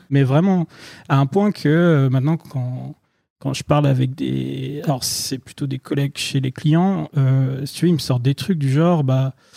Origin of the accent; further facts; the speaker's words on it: France; moi qui suis français